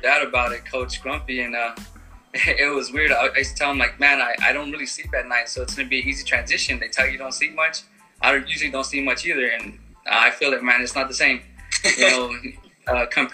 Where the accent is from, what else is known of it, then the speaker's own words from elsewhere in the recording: Greenfield, United States; I grew up here in Greenfield